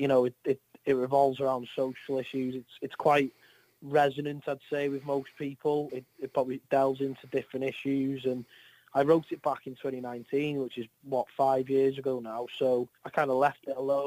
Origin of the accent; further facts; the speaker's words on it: North Wales, United Kingdom; I'm from North Wales